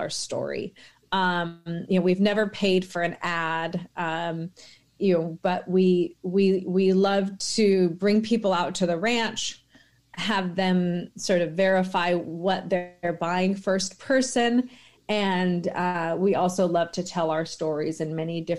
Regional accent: Washington, United States; I grew up in the Pacific Northwest in Washington State

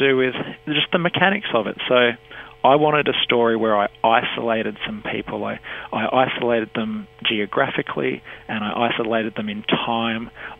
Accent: Sunshine Coast, Queensland, Australia; also born or lived in Buderim; I grew up on the Sunshine Coast with resolutely British parents and British siblings

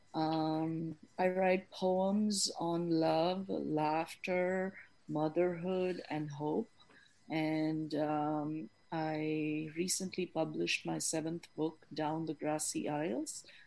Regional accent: India; moved away as an adult; now in Chapel Hill, United States; Originally from India, I grew up in different parts of India and then came to the United States in 1999 for graduate school

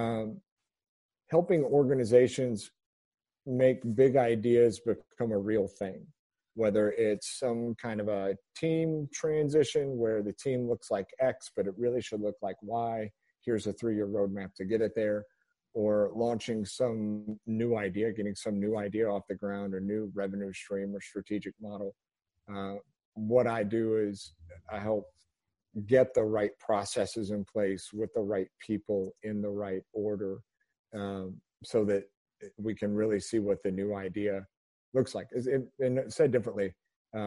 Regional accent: Central Indiana, United States; also born or lived in Dayton, Ohio; now in Lexington, United States; grew up mostly in Central Indiana

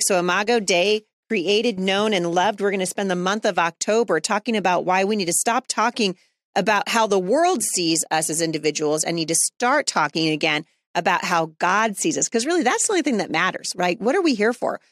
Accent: United States; As an American, as a citizen of the United States

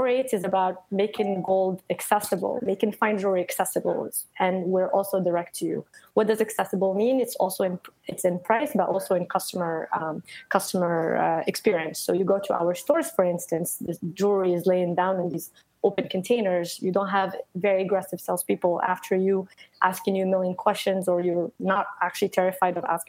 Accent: Morocco; also born or lived in Paris, France; now in United States; I grew up in Morocco. I lived in Paris for a while before coming to the US.

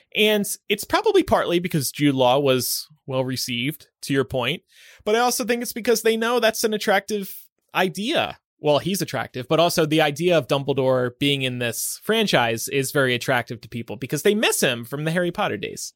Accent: United Kingdom; I'm actually British.

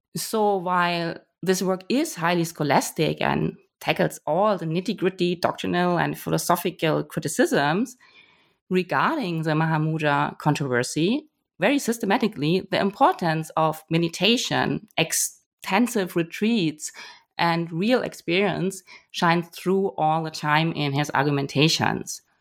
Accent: Germany; moved away; also born or lived in Hamburg; I'm originally from Germany

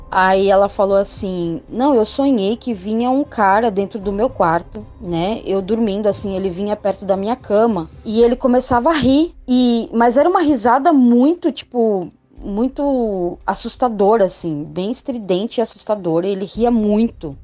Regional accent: Santos, São Paulo, Brazil; eu sou de Santos, São Paulo

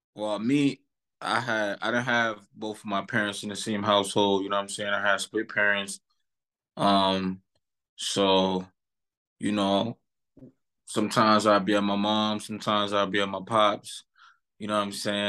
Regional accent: New York City, New York, United States; I'm from East Flatbush, Brooklyn

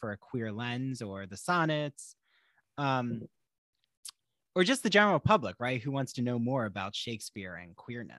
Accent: New Jersey, United States; growing up in New Jersey.

